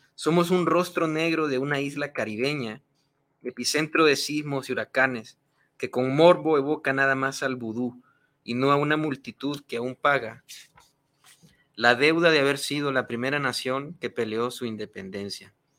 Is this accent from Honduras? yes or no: yes; Honduras; moved away as an adult; now in Mexico; soy de Honduras